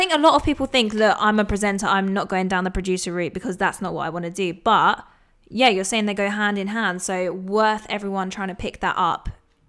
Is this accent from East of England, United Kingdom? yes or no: yes; Cheshunt, East of England, United Kingdom; my hometown, Chesant, not so cool.